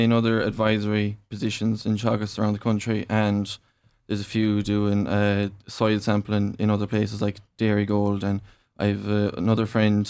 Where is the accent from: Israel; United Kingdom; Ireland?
Ireland; Monivea, Galway, Connacht; I'm from Munavay, Galway, so I'm actually not a Cork native at all, but I'm from a suckler farm in Munavay